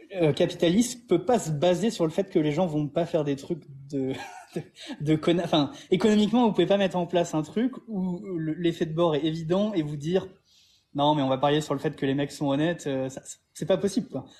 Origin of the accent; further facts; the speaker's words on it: France; moved away as an adult; also born or lived in Montpellier; now in Thailand; en tant que Français